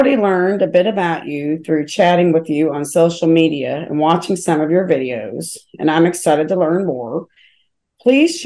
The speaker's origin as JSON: {"language": "English", "region": "Kentucky", "country": "United States", "said": "I'm from Kentucky"}